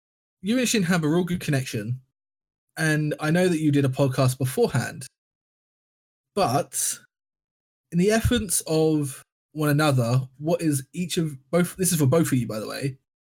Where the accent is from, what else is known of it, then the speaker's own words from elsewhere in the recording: England, United Kingdom; We weren't invited because we're shitty English people.